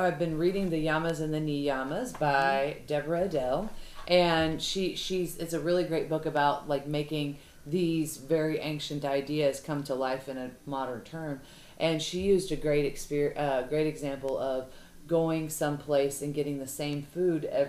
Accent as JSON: {"language": "English", "region": "the South", "country": "United States", "said": "we're girls from the South"}